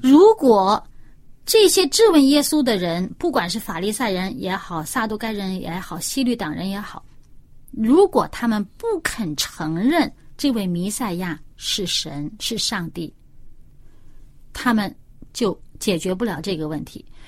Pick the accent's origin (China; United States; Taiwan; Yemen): China; 我们中国人也有啊